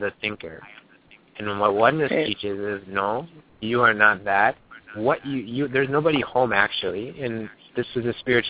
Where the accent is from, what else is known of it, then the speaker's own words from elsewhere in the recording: St. Paul, Minnesota, United States; I grew up in St. Paul, Minnesota